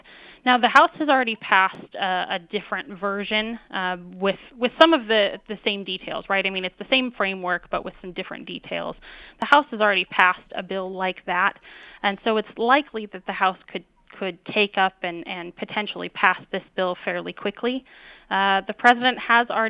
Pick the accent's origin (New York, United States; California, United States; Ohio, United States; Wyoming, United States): Wyoming, United States; I'm from Wyoming